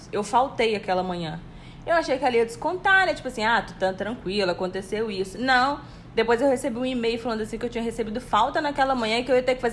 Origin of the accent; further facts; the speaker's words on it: Brazil; eu falei, eu sou do Brasil